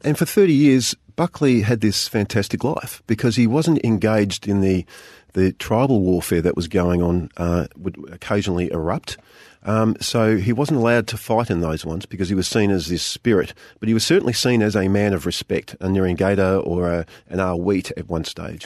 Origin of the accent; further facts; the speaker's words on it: Geelong, Victoria, Australia; I grew up in Geelong